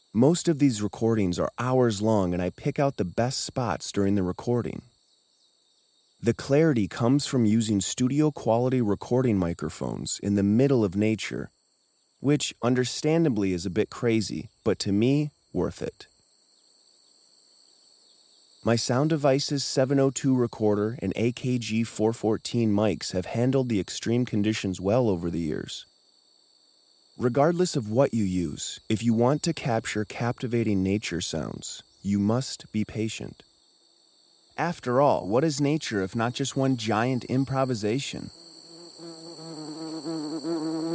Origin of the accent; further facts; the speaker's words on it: Onalaska, Wisconsin, United States; my hometown of Onalaska, Wisconsin